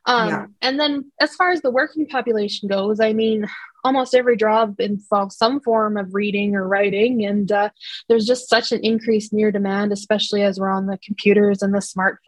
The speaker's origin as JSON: {"language": "English", "town": "Estevan", "region": "Saskatchewan", "country": "Canada", "tie": "born or raised there", "said": "I was born and raised in Estevan"}